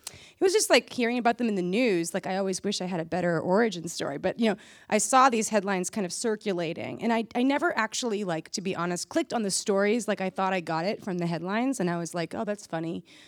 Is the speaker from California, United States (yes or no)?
no; Massachusetts, United States; where I grew up in Massachusetts